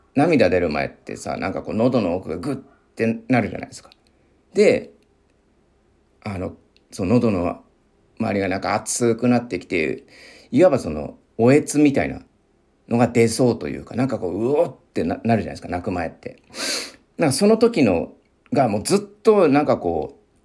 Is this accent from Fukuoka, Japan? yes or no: no; Miyagi, Japan; accent: Sendai dialect; moved away; 宮城出身で、もう仙台弁というか、まあ、出てくるまでは普通に使ってたというか、まあ、浴びて、あの、両親とかね、あの同級生とか、まあ先生とかのね、方言を浴びて育ってきた